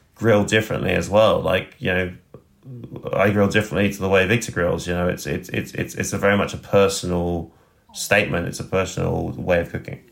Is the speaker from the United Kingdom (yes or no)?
yes; West Sussex, South East England, United Kingdom; moved away as an adult; also born or lived in Roehampton, London / Spain / France; now in Sydney, Australia; I was born just outside of London in Roehampton and grew up in sort of the southeast. I grew up in West Sussex